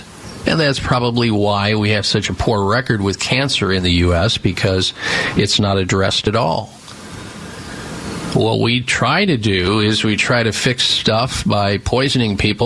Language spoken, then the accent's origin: English; Midwest, United States; Growing up in the Midwest